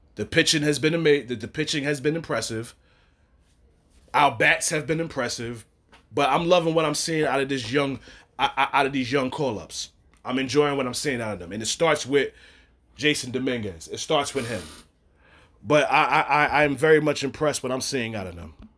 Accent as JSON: {"language": "English", "town": "New York City", "region": "New York", "country": "United States", "said": "we're both from New York, I'm from Brooklyn"}